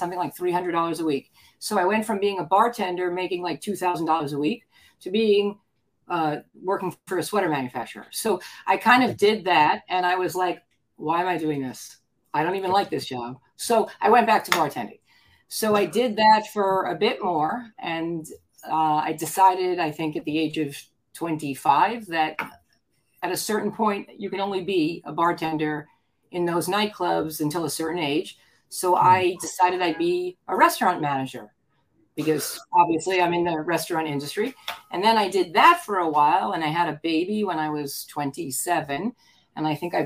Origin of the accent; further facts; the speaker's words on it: Scarsdale, New York, United States; moved away as an adult; also born or lived in Washington, D.C. / Arizona; I grew up in Scarsdale in Westchester